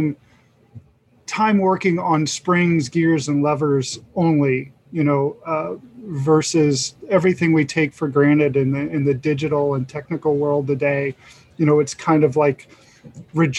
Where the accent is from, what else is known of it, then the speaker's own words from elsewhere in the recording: Cincinnati, Ohio, United States; I'm born and raised in Cincinnati.